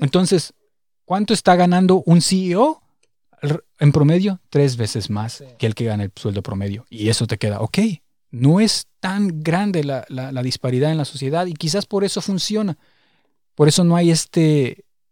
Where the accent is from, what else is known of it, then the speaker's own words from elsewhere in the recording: Morelia, Michoacán, Mexico; moved away as an adult; now in Berlin, Germany; nosotros venimos de la ciudad de Morelia